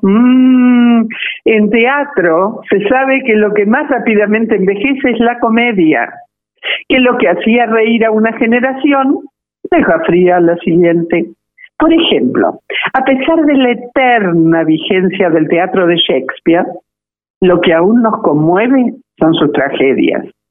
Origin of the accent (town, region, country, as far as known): Argentina